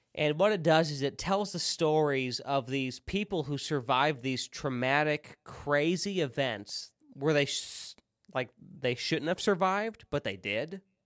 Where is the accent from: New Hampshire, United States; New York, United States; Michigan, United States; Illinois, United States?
Illinois, United States; central; moved away; also born or lived in the South (US); in a small town, central Illinois. I left, moved to the South.